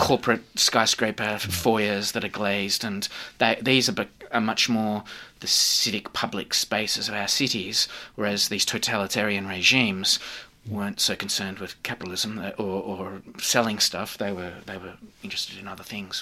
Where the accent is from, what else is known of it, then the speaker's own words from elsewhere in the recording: Australia; being an Australian, I've lived here and grown up all my life